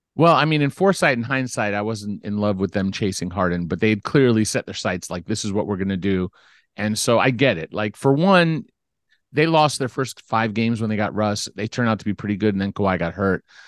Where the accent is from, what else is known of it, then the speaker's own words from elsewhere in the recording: Beverly Hills, California, United States; also born or lived in Culver City; I grew up in Beverly Hills